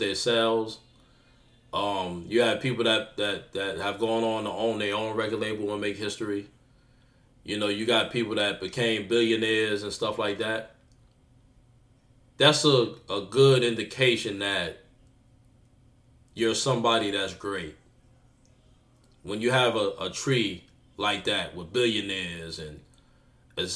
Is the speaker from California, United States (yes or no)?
no; New York City, New York, United States; I'm from Jamaica, Queens, but it's still Queens